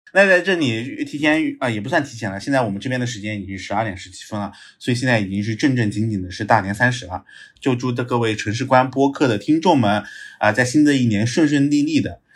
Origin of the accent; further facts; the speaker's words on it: Jinzhai, Anhui, China; moved away as an adult; also born or lived in Hunan; now in Shanghai, China; 老家被称为板栗之乡